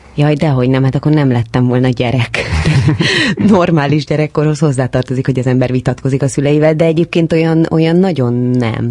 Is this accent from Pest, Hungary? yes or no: yes; Dabas, Pest, Hungary; first language Hungarian